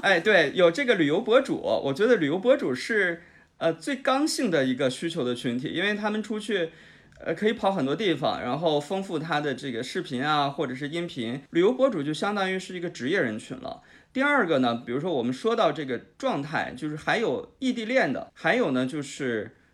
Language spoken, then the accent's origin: Chinese; Jilin, China; moved away; 像我老家是吉林的，我是东北的